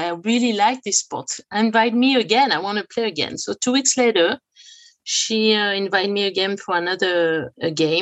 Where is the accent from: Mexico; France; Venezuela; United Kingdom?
France; now in Los Angeles, United States; I grew up in France